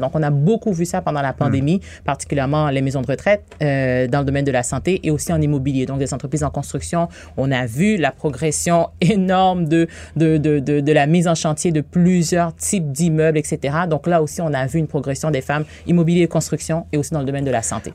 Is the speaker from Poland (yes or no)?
no; Haiti; moved away as an adult; now in Quebec, Canada; je suis née en Haïti. Ah Ça fait 18 ans que je suis ici.